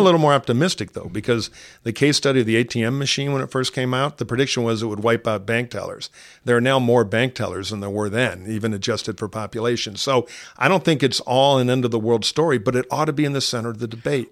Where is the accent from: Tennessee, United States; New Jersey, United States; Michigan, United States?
Michigan, United States; Detroit; my hometown of Detroit